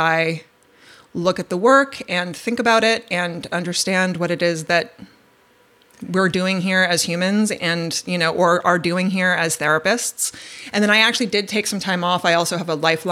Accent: Westchester County, New York, United States; I grew up in Westchester County, the suburbs of New York City in the 1980s.

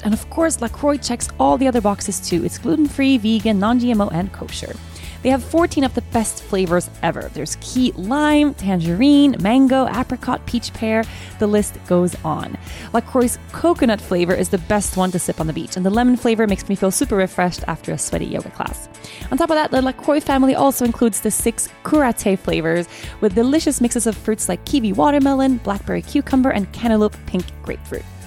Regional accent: Stockholm, Stockholm County, Sweden; born and raised in Sweden

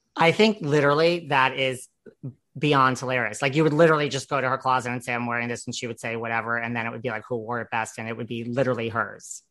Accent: New York City, New York, United States; I'm from New York City, so that's just as rare a breed

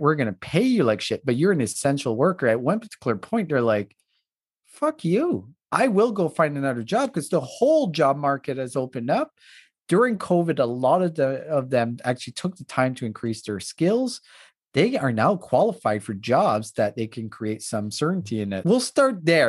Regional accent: East Coast, Canada; first language French; English is a second language; I grew up in the East Coast, grew up French

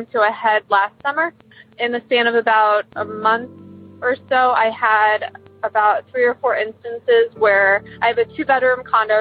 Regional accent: Columbus, Ohio, United States; I'm from Columbus, Ohio

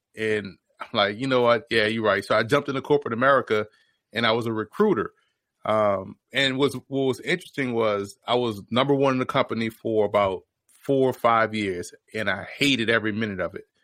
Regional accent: New Orleans, Louisiana, United States; I was born and raised in New Orleans

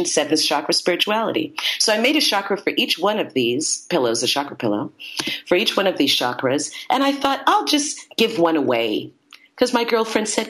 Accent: Brooklyn, New York, United States; now in Santa Monica, United States; I was born in Brooklyn, New York. I now live in Santa Monica, California

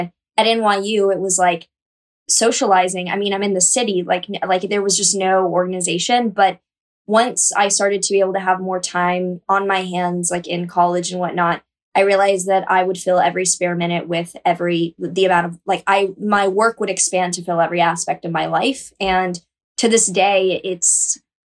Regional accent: Texas, United States; moved away as an adult; also born or lived in New York; conservative community I grew up in Texas

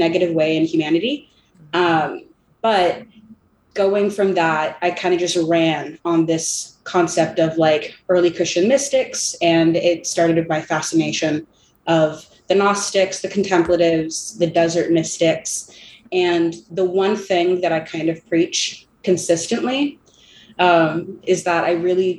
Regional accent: California, United States; I'm from California.

